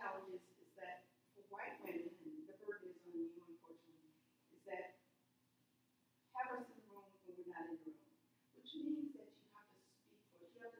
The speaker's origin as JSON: {"language": "English", "region": "Alabama", "country": "United States", "said": "I'm from Alabama"}